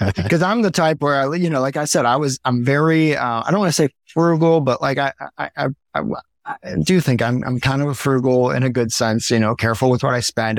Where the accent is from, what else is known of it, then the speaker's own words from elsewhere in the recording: Miami, Florida, United States; now in Maui, United States; I grew up in Miami, Florida